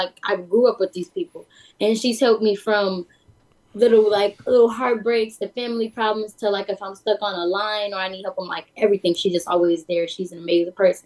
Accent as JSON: {"language": "English", "town": "Chicago", "region": "Illinois", "country": "United States", "tie": "born or raised there", "said": "growing up in Chicago, I'm African American"}